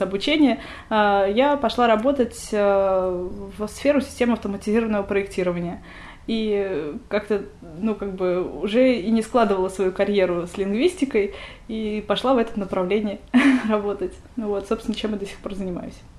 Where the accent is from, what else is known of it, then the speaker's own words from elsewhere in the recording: Moscow, Russia; я родилась в Москве